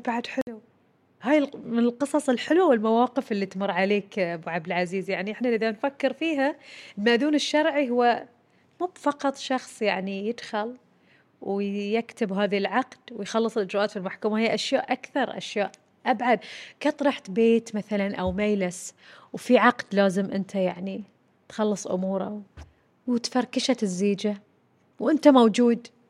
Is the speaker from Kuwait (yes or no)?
no; Bahrain; عندنا في البحرين